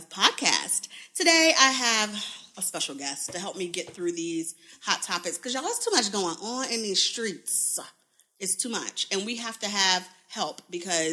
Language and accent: English; New Orleans, Louisiana, United States; moved away; also born or lived in Texas; I'm from New Orleans